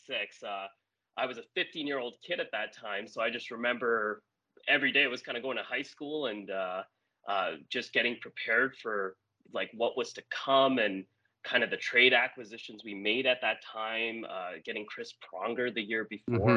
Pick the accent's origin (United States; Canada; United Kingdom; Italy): Canada; Edmonton, Alberta; being born and raised in Edmonton.